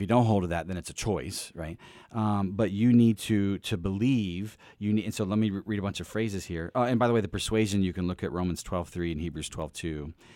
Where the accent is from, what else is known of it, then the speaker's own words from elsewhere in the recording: East Peoria, Illinois, United States; I grew up really in East Peoria, Illinois